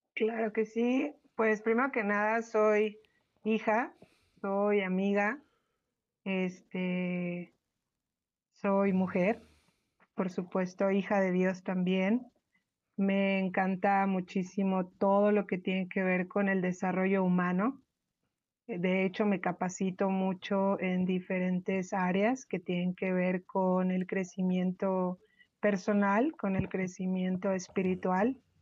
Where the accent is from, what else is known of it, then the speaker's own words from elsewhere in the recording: Mexico City, Mexico; de Ciudad de México